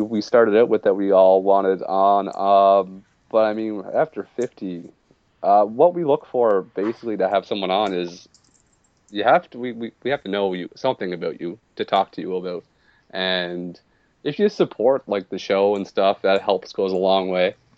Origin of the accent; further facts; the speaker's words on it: Nova Scotia, Canada; technically I'm from Nova Scotia, but I live in Cape Breton Island.